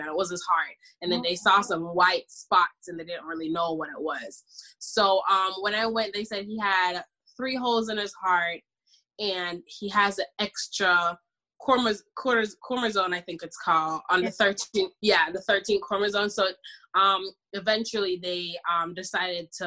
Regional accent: Jamaica; I'm Jamaican, by the way. I'm from the islands.

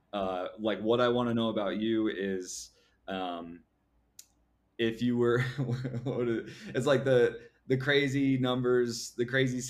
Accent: California, United States; growing up in California was like the hyphy movement

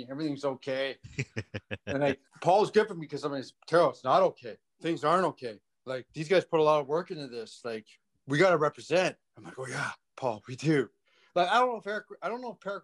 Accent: Toronto, Ontario, Canada; I'm from Ontario. I'm from Toronto

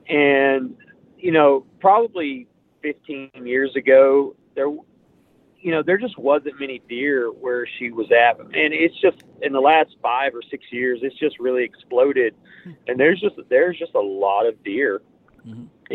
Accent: Oklahoma, United States; I'm from Pushmataha County

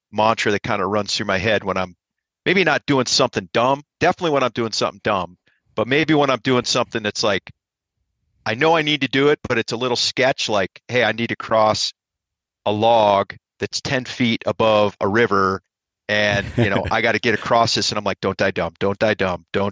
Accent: Ohio, United States; I'm from Ohio

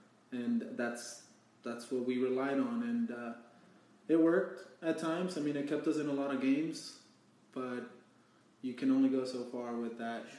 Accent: Denton, Texas, United States; I am from Denton, Texas.

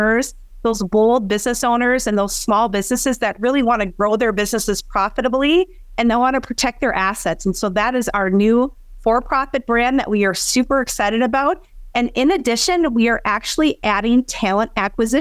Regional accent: Granite Falls, Minnesota, United States; I grew up in Granite Falls, Minnesota. So a very small farming community in southwestern Minnesota

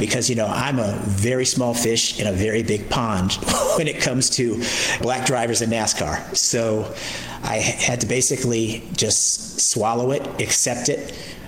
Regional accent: California, United States; I came from the West Coast, the Bay Area specifically, to come to the Southeast, to the Bible Belt

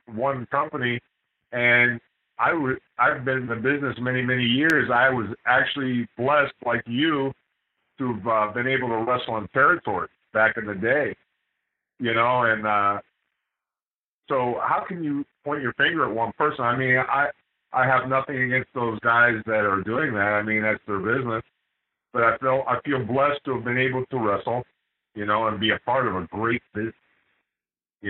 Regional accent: Miami, Florida, United States; I was born and raised down in Miami, Florida

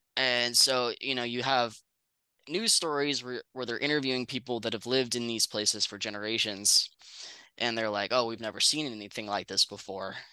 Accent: Northern California, United States; I grew up in Northern California

